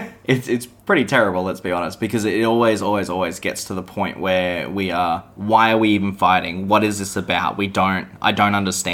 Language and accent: English; Australia; I'm definite Aussie male